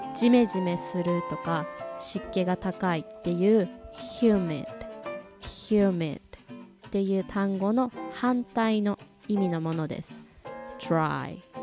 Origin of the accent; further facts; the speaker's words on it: Hokkaido, Japan; 私は出身が北海道